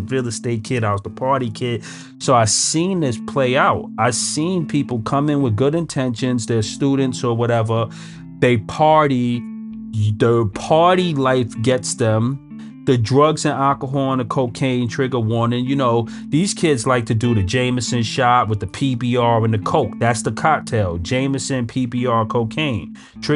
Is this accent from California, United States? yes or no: no; New York City, New York, United States; I grew up in Brooklyn. I'm a Brooklyn guy, right?